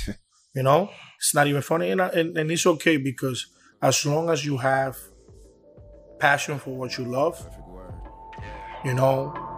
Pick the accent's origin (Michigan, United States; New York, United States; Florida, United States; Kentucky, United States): New York, United States; New York City; accent: Dominican; You know, I was raised in the Bronx.